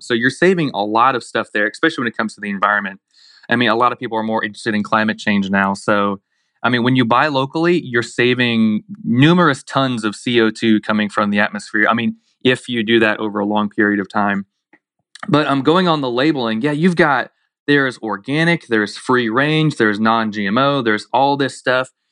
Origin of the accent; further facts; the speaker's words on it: Blountstown, Florida, United States; also born or lived in Daytona, Florida; I grew up in Bluntstown, Florida, real rural community